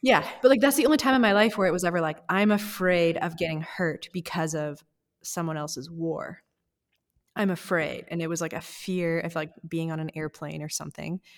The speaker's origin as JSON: {"language": "English", "country": "Canada", "said": "as a white Canadian"}